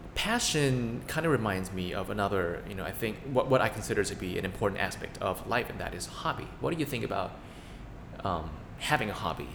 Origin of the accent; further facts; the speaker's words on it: Thailand; we're two siblings from Thailand